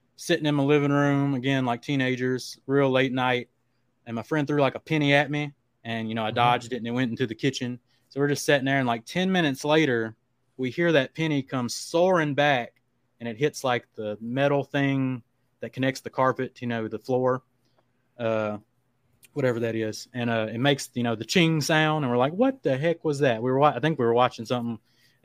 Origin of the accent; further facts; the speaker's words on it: Black Lake, Louisiana, United States; I grew up on Black Lake, Louisiana